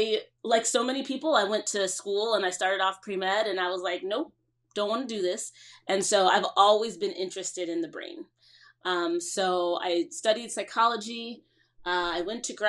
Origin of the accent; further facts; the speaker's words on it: Cleveland, Ohio, United States; moved away as an adult; also born or lived in Trinidad (parents) / New York; now in New Jersey, United States; I grew up in Cleveland, Ohio, the youngest of three.